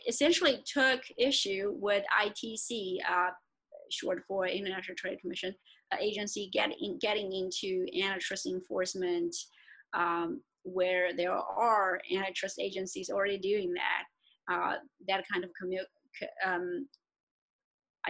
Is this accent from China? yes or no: yes; China; moved away; I grew up in China and I also have a lot of connections there